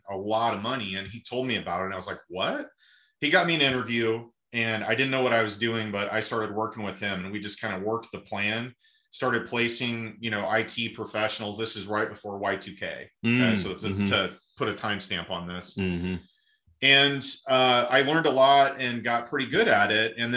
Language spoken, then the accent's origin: English; Malvern, Iowa, United States; I'm from a small town in Southwest Iowa called Malvern